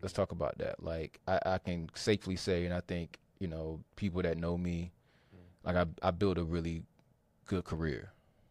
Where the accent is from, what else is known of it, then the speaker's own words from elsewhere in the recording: Fuquay-Varina, North Carolina, United States; So I'm originally from Fuquay Varina, North Carolina. Right here in the heart of the Triangle area. And I grew up playing basketball really most of my life.